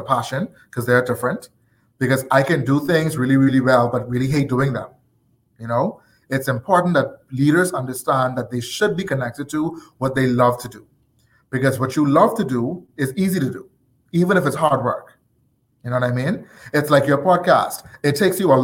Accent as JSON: {"language": "English", "town": "Nassau", "region": "New Providence", "country": "Bahamas", "tie": "born or raised there", "said": "I am born and raised in Nassau, Bahamas. I have been in this country all of my life."}